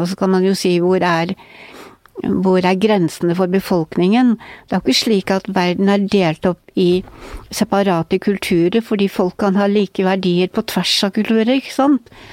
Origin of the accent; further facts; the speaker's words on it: Northern Norway, Norway; now in Oslo, Norway; som nordlending